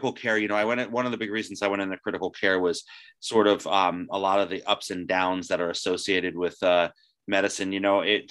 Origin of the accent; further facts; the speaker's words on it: New Jersey, United States; I'm from New Jersey.